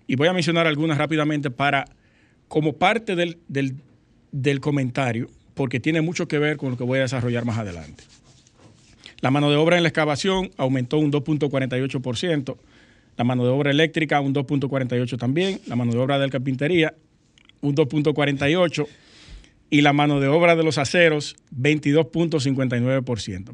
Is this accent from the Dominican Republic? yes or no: yes; Dominican Republic; nosotros como dominicanos